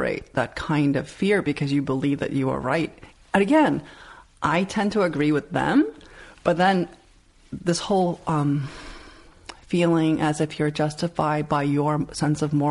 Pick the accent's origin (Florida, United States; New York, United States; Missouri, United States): New York, United States; New York City; I grew up in Elmhurst, Queens.